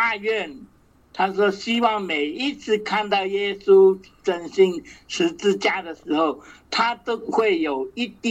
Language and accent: Chinese; China; 但是如果在我们中国人的呃文化来讲哦，我不晓得是不是太极的画面哦